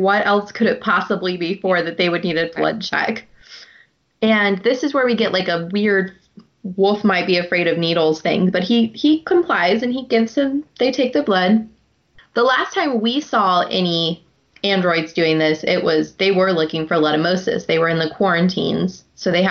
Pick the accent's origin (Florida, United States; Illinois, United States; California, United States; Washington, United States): Illinois, United States; Clinton; moved away; when I was a child, I lived in Clinton, Illinois